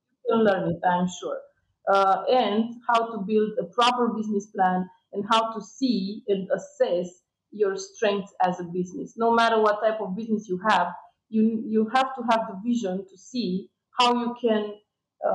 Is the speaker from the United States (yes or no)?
no; Romania; it was a minus sometimes to come from Romania